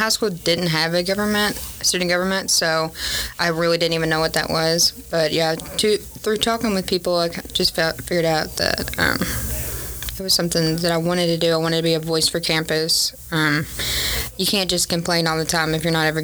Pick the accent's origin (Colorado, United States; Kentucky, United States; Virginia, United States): Kentucky, United States; Hardinsburg; I'm from Breckenridge County, Hardinsburg.